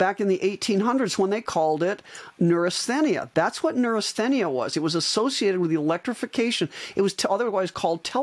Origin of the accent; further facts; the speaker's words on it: Iowa, United States; moved away as an adult; also born or lived in Arizona; I'm an Iowan, and I moved back when I retired from my spine practice. I moved back from Arizona to Iowa